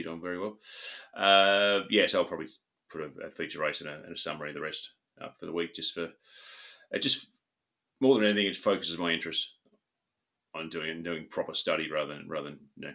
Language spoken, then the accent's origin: English; Australia; I grew up in Australia